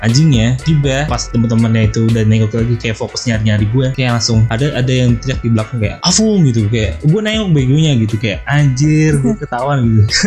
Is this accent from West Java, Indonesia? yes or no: no; Jakarta, Indonesia; also born or lived in Depok / Cirebon; Gue kan dari Depok terus sempet TKA ya kan di Lagos TKA terus habis gue pindah ke Jakarta Selatan terus gue TK